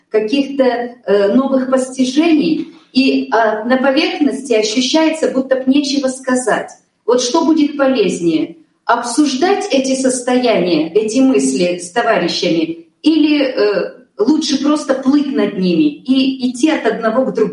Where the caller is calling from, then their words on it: Shchuchinsk, Akmola Region, Kazakhstan; Уважаемое собрание, мы вас приветствуем из Казахстана, из Щучинска. Здесь нас 12 человек собралось.